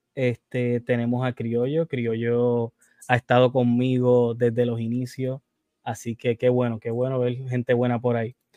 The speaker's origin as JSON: {"language": "Spanish", "country": "Puerto Rico", "said": "yo soy de Puerto Rico"}